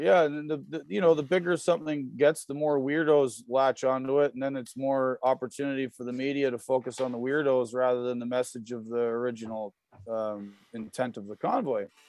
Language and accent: English; Canada; I'm from Canada.